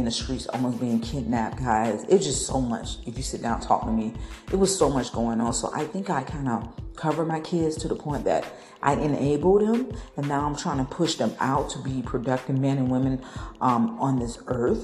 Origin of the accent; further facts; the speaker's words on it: Tampa, Florida, United States; from my hometown in Tampa